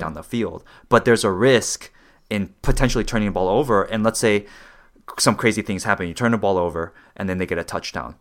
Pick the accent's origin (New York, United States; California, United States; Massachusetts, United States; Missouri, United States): California, United States; also born or lived in Bay Area; I'm from California or whatever, right? West Coast